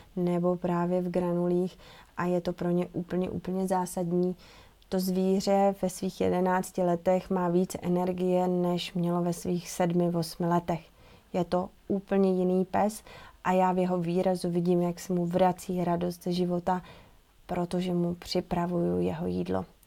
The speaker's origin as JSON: {"language": "Czech", "region": "Bohemia", "country": "Czechia", "said": "u nás v Čechách v zimě nic neroste"}